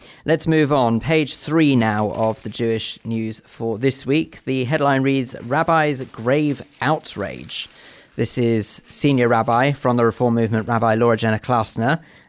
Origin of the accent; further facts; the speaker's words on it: United Kingdom; as British Jews